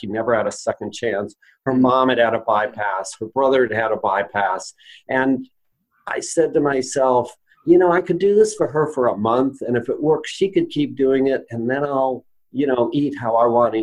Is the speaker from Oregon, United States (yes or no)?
yes; Roseburg, Oregon, United States; I started a lifestyle medicine practice in my hometown of Roseburg, Oregon